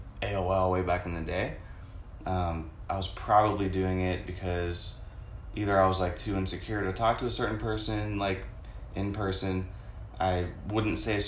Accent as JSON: {"language": "English", "town": "Pittsburgh", "region": "Pennsylvania", "country": "United States", "tie": "born or raised there", "also_born_or_lived": "California", "moved": "yes", "lives_now": "Tampa, United States", "said": "I grew up in Pittsburgh. I was born in California, but it doesn't really count because I moved when I was like 2. Pretty much grew up in Pittsburgh, went to the same high school as Alex and Tom"}